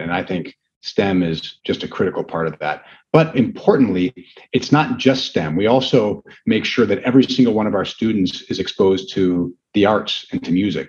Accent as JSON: {"language": "English", "town": "Brookfield", "region": "Wisconsin", "country": "United States", "tie": "born or raised there", "said": "I grew up with going to high school in Brookfield"}